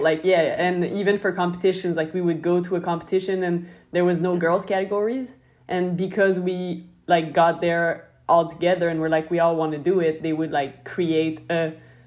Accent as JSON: {"language": "English", "town": "Montreal", "region": "Quebec", "country": "Canada", "said": "I'm from Montreal, Canada"}